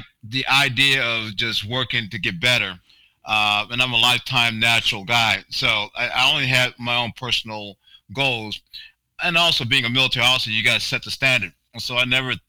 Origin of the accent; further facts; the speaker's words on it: Barberton, Ohio, United States; I'm from Barberton.